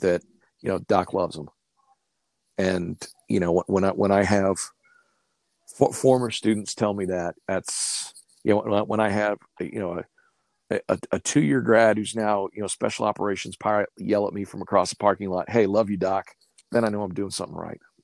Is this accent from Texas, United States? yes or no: no; Stillwater, Oklahoma, United States; moved away as an adult; now in Colorado Springs, United States; Ponca City, Oklahoma, just north of my hometown